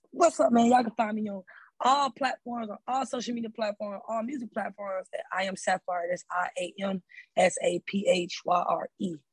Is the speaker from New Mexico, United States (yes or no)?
no; Atlanta, Georgia, United States; I'm from Atlanta.